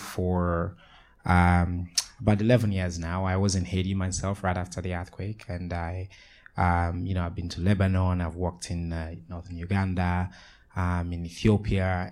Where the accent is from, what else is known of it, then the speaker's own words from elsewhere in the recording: Sierra Leone; moved away; I'm from Sierra Leone.